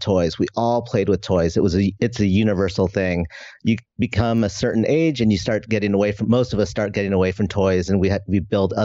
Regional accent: just outside of San Francisco, California, United States; I grew up in just outside of San Francisco

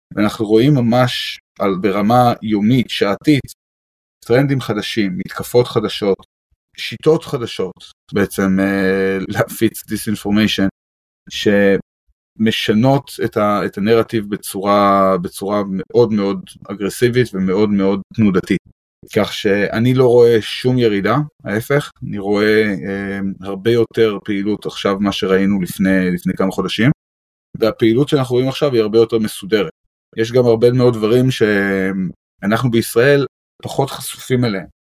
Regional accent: Israel; כישראלים מאוד מעורבים בנושא הזה. זה אנחנו, זה החיים שלנו, זה המדינה שלנו.

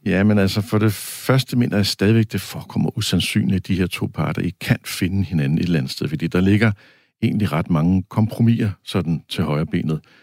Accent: Denmark; vi danskere

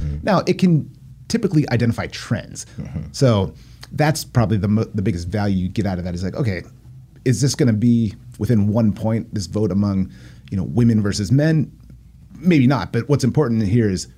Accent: Poway, California, United States; also born or lived in Encinitas; when I was a little kid, we moved to Poway because that's where the schools were good when I was growing up

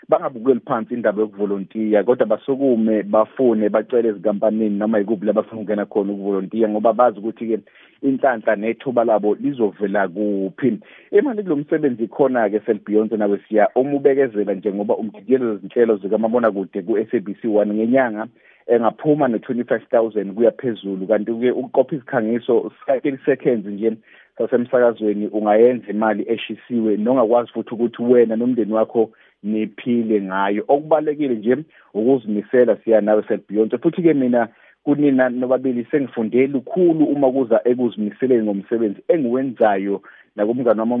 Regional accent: Mtubatuba, KwaZulu-Natal, South Africa; moved away as an adult; now in Johannesburg, South Africa; lo insizwe neminyaka ewu30 nje ngizalelwe ngakhulela eMtubatuba endaweni yasemakhaya

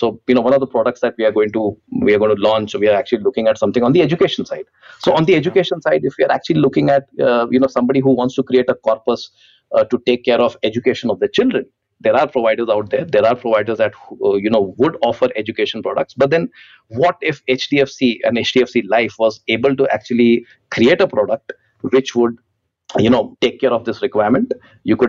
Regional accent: India; as an Indian

